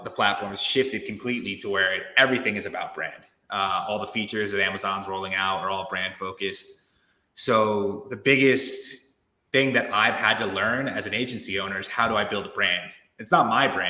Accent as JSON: {"language": "English", "region": "Connecticut", "country": "United States", "moved": "yes", "said": "I'm originally from Connecticut. I don't live there anymore"}